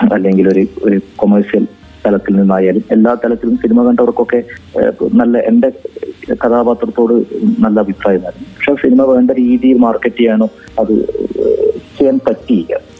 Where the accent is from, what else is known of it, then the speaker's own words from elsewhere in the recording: Taliparamba, Kerala, India; ഞാൻ എന്റെ നാട്ടിൽ തളിപ്പറമ്പിൽ